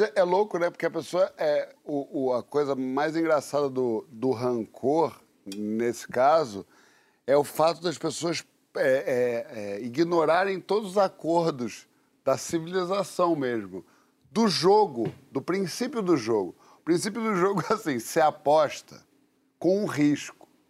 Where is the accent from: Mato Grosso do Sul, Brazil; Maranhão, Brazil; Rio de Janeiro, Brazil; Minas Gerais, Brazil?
Rio de Janeiro, Brazil; quando eu era garoto, lá no Leme, na Prado Júnior